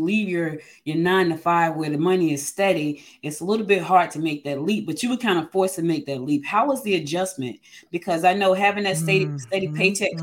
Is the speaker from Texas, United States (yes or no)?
no; New Jersey, United States; moved away; also born or lived in Georgia; I'm an original Georgia Peach, but I grew up in mm-hmm. Jersey